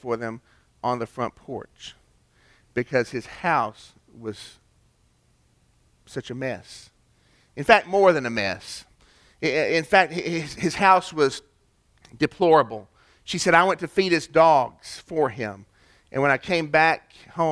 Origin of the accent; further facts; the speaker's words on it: East Ridge, Tennessee, United States; my hometown, East Ridge, Tennessee, as kids